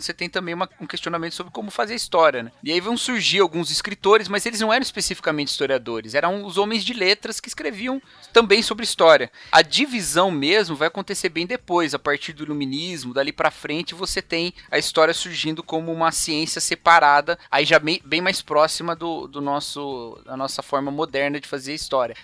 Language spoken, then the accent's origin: Portuguese; Brazil; nós somos brasileiros